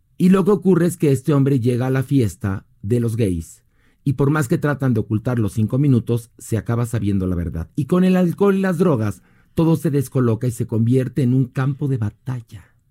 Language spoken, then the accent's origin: Spanish; Mexico; todos somos mexicanos